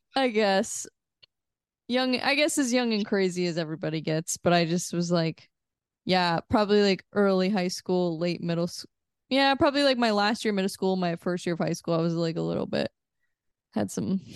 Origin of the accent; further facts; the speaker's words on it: Missouri, United States; I'm from Missouri, so mm-hmm. I I kind of grew up in like a smaller town.